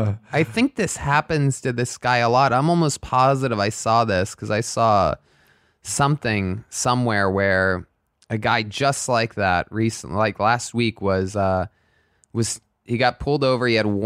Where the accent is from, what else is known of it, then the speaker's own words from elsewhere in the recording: Youngstown, Ohio, United States; I'm so glad I was raised in Youngstown.